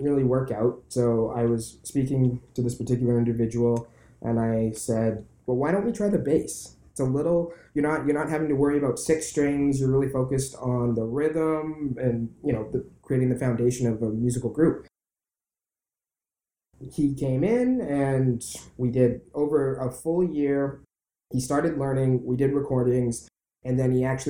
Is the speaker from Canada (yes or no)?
yes; Vancouver, British Columbia, Canada; I was born and raised in Vancouver and left for 5 years. Then I came back